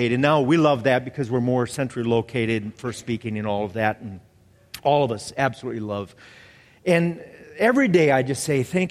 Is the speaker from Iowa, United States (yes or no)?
yes; Iowa, United States; moved away; also born or lived in Maryland; I grew up in Iowa and, you know, farming community